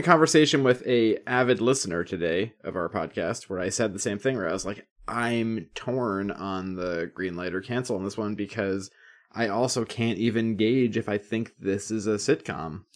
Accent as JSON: {"language": "English", "country": "United States", "said": "from the U S"}